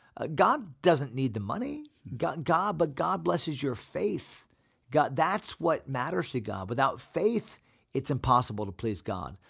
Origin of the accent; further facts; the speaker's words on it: United States; as American Christians